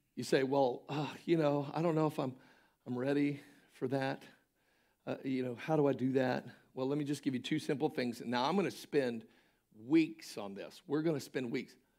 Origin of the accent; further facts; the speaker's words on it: Polk County, Florida, United States; Polk County, Florida, which is which happens to be my hometown and county